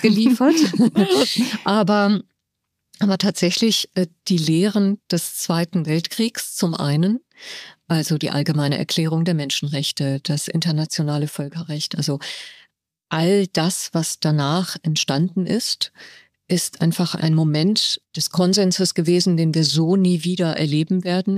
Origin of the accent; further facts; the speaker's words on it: Germany; moved away as an adult; also born or lived in Tehran, Iran; now in Cairo, Egypt; ich aufgewachsen bin in Deutschland